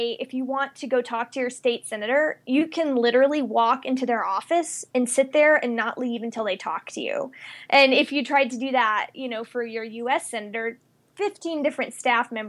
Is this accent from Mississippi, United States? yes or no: yes; Mississippi, United States; moved away as an adult; also born or lived in California / Washington, D.C. / Colorado Springs; now in Colorado, United States; I am originally from Mississippi. And I first left when I went to college in California